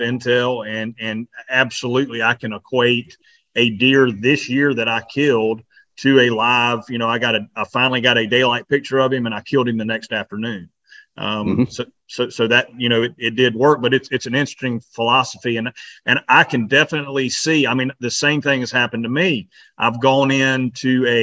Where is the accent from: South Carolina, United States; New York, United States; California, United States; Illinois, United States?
South Carolina, United States; we're from South Carolina